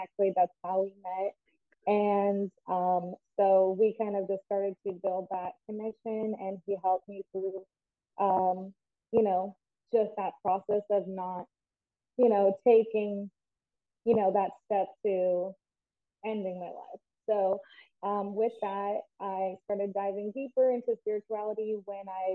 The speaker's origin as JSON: {"language": "English", "town": "Port Charlotte", "region": "Florida", "country": "United States", "tie": "born or raised there", "also_born_or_lived": "Orlando, Florida / Utah", "said": "I grew up actually here in Fort Charlotte, Florida"}